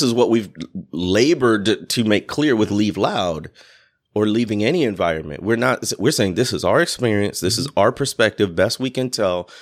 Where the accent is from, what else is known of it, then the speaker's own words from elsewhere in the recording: Chicago, Illinois, United States; moved away as an adult; also born or lived in Mississippi Delta; I'm coming from the Chicago area.